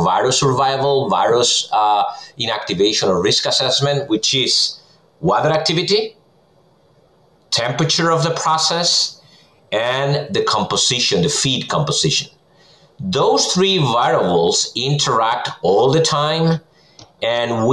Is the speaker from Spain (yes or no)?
yes; Spain; moved away as an adult; now in Minnesota, United States; I'm originally from Spain, so I did my PhD in food science over there, and then I came to the U.S. 2009